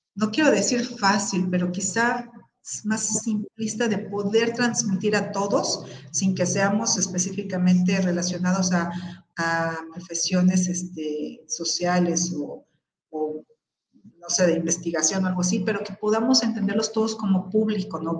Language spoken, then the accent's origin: Spanish; Mexico; ciudadanos mexicanos